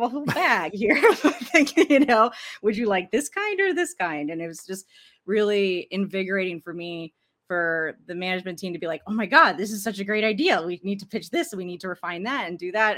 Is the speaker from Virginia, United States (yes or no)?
yes; Arlington, Virginia, United States; I grew up in Washington, D C, in, in Arlington, Virginia, to be more specific